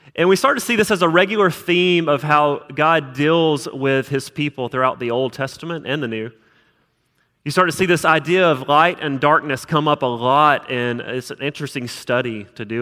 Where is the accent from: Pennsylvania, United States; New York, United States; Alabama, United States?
Alabama, United States; South; moved away as an adult; also born or lived in Utah; now in Huntsville, United States; I'm from South Alabama